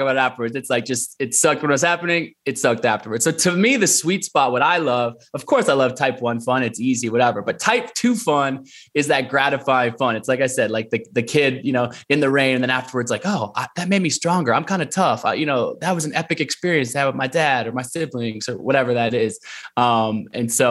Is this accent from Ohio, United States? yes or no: no; Portland, Oregon, United States; also born or lived in Olympia, Washington; growing up in Portland, Oregon